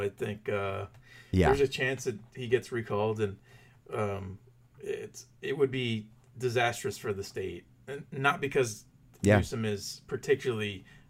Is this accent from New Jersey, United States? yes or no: no; California, United States; We're from California, man.